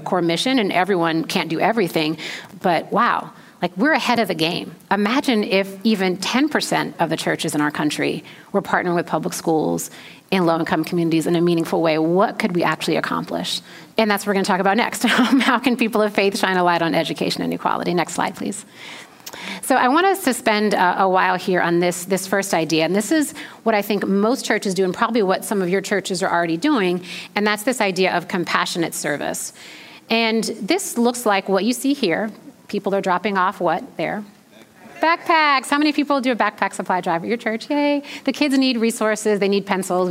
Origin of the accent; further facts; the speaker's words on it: Detroit, Michigan, United States; moved away; I'm Black, obviously, and I grew up in Detroit